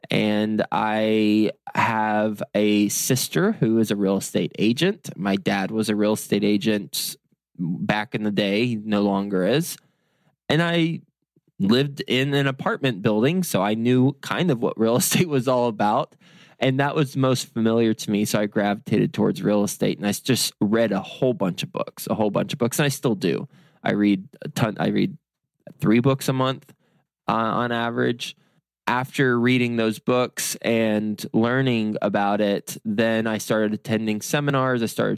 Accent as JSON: {"language": "English", "town": "Lubbock", "region": "Texas", "country": "United States", "moved": "as an adult", "lives_now": "New York City, United States", "said": "I moved from Lubbock, Texas, so cows and cotton, to New York City, skyscrapers and no sun."}